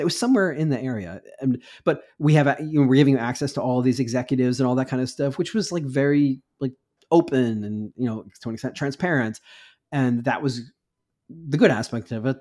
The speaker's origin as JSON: {"language": "English", "country": "United States", "said": "I'm an American reporter"}